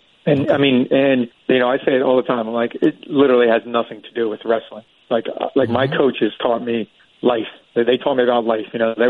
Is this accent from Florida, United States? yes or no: yes; Florida, United States; I was born and raised in Florida